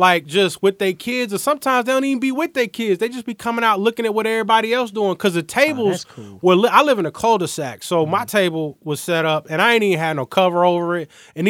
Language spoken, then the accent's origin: English; Decatur, United States; moved away; back in the hood, I'm from Decatur